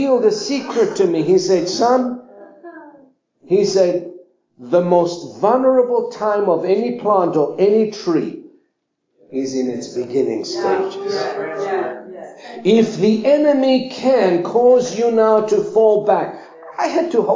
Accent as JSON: {"language": "English", "country": "Cyprus", "tie": "born or raised there", "said": "I was raised up in Cyprus"}